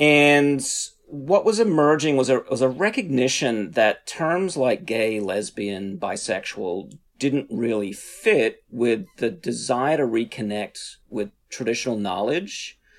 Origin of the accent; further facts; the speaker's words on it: Australia; now in United States; Yeah, I'm originally from Australia. I've lived in the US now for over 20 years. So my accent goes back and forth.